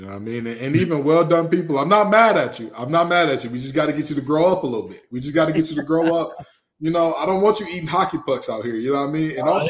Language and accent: English; Detroit, Michigan, United States; now in Raleigh, United States; you know, you're a Brooklyn guy, I'm a Detroiter. We know hard work.